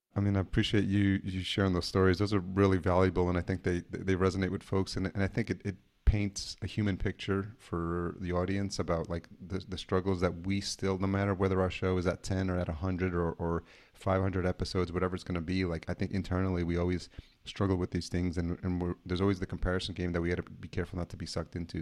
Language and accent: English; Yonkers, New York, United States; I grew up in Yonkers, New York, so, you know, definitely a New Yorker as well